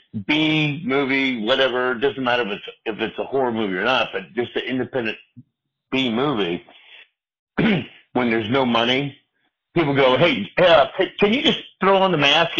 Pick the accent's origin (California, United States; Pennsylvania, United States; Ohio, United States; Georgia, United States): California, United States; Los Angeles; moved away as an adult; now in South Bend, United States; I was born in the San Fernando Valley in California, Southern California.